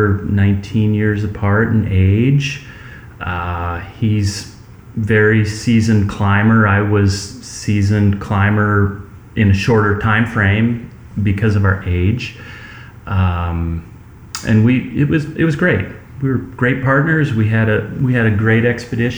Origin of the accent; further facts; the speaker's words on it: Iowa, United States; moved away as an adult; now in Denali Park, United States; I grew up in the Midwest in Iowa on an apple orchard